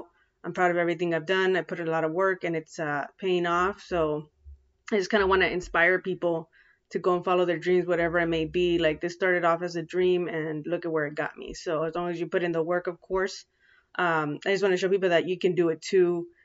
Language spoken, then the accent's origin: English; San Diego, California, United States; here in San Diego, because I'm from San Diego, California